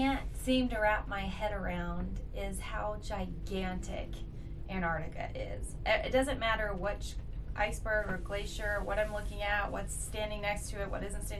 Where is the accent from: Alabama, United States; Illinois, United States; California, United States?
Alabama, United States; Huntsville; I'm from Huntsville, Alabama